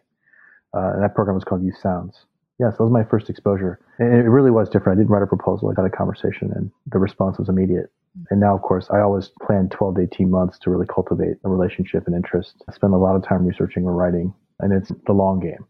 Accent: St. Louis, Missouri, United States; moved away as an adult; also born or lived in New York; I grew up in St. Louis, Missouri. And immigrant kid, then moved to New York for college

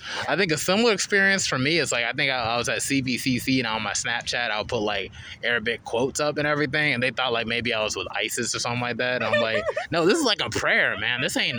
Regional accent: Charlotte, North Carolina, United States; I grew up on the East.

